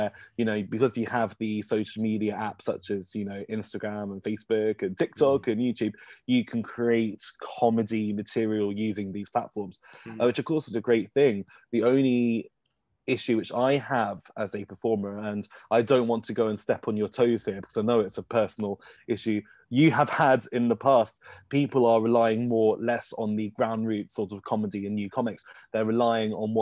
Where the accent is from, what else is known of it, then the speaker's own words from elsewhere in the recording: Kettering, East Midlands, United Kingdom; we're both from Kettering, Northamptonshire